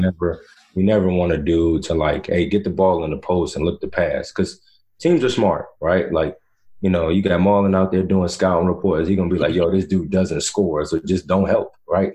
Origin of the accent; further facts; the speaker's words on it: Virginia, United States; also born or lived in North Carolina; I went to high school, middle school in Virginia